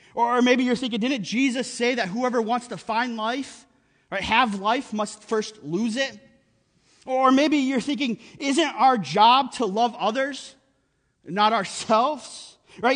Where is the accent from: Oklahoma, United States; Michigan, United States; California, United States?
Michigan, United States; Upper Peninsula of; moved away; we grew up in the Upper Peninsula of Michigan in the middle of nowhere